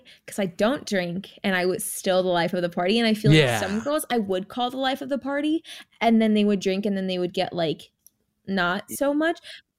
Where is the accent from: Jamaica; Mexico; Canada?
Jamaica; born there; And then we were both Jamaican. Like I was born in Jamaica.